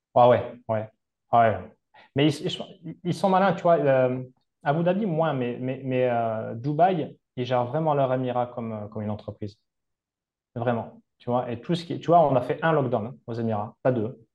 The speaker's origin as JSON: {"language": "French", "town": "Capbreton", "region": "Nouvelle-Aquitaine", "country": "France", "tie": "born or raised there", "also_born_or_lived": "Seignosse / Val d'Isère / Malta", "moved": "as an adult", "said": "chez moi à Cabreton, sachant que chez moi, c'est très demandé touristiquement"}